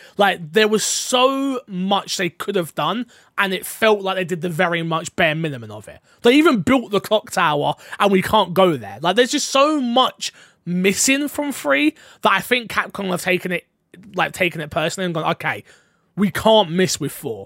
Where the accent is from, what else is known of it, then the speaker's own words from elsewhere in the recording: United Kingdom; I'm British